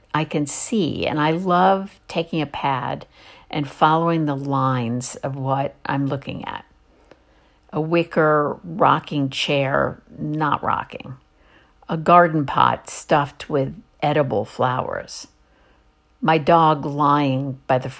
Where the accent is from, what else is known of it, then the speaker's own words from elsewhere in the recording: East Coast, United States; I grew up on the East Coast